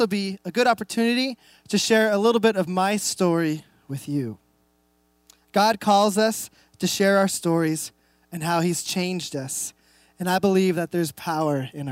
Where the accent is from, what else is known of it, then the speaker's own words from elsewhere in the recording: Reno, Nevada, United States; moved away as an adult; now in Enumclaw, United States; We moved here about a year and a half. We're actually from Reno, Nevada.